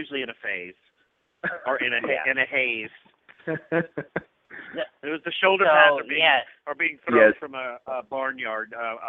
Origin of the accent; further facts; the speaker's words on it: Louisiana, United States; growing up in Louisiana, we're a very hunting culture.